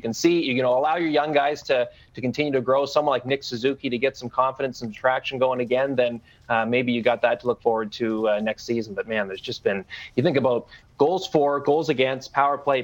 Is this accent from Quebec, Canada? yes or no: no; Vancouver Island, British Columbia, Canada; I grew up on Vancouver Island